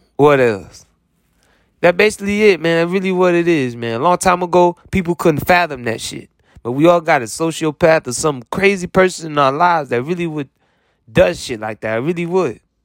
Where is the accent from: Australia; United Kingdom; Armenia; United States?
United States; as an American